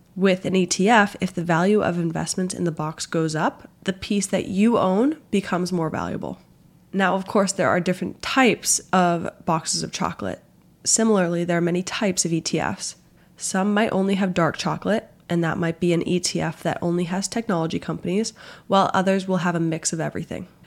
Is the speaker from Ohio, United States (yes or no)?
no; Boston, Massachusetts, United States; moved away as an adult; also born or lived in Washington, D.C.; I grew up in the Boston area, but went down to Georgetown for college